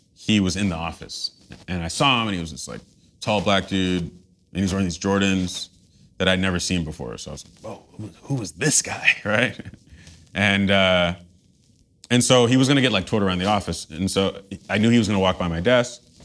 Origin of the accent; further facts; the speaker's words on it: New York City, New York, United States; moved away as an adult; now in Los Angeles, United States; growing up in Tribeca.